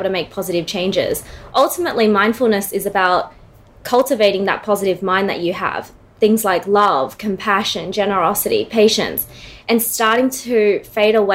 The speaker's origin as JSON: {"language": "English", "town": "Sydney", "region": "New South Wales", "country": "Australia", "tie": "born or raised there", "moved": "as an adult", "lives_now": "Melbourne, Australia", "said": "Born and raised in Sydney, moved down to Melbourne, beautiful city, 4 years ago."}